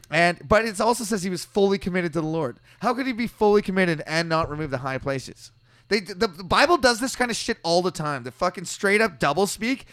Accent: British Columbia, Canada; we're from British Columbia, Canada

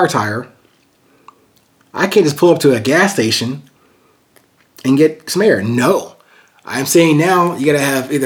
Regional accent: Amityville, New York, United States; growing up in a very musically and artistically gifted family in Long Island, New York. Actually, I was born in Amityville, New York

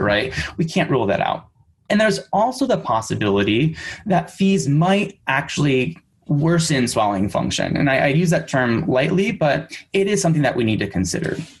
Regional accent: Michigan, United States; also born or lived in San Francisco; now in New York City, United States; I am originally from Michigan, but I currently live in New York City

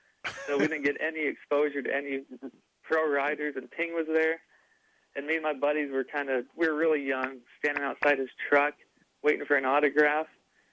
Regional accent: Montana, United States; I grew up in Montana

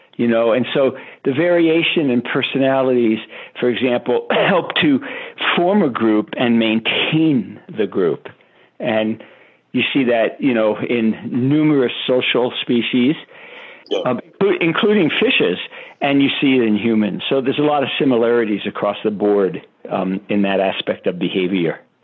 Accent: New York City, New York, United States; I grew up in Brooklyn, New York

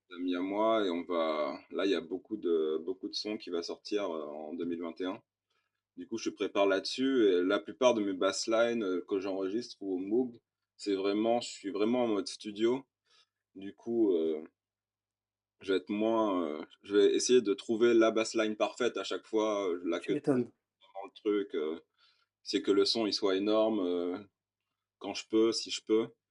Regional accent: Réunion; En tant que réunionnais

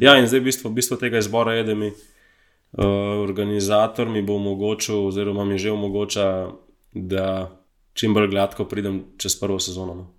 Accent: Slovenia; sem iz Slovenije

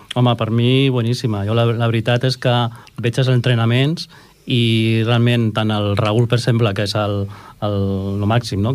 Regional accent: Cerdanyola del Vallès, Catalonia, Spain; jo soc de Cerdanyola

